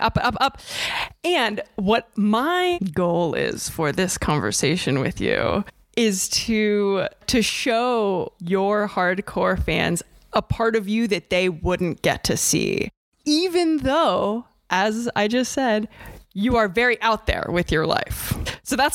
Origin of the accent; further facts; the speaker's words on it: Ohio, United States; I'm from Ohio